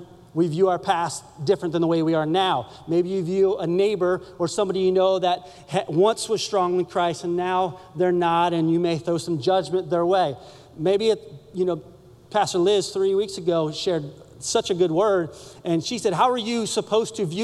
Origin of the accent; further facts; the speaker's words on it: Sanford, Florida, United States; I grew up in Orlando, north of Orlando, in a little town called Sanford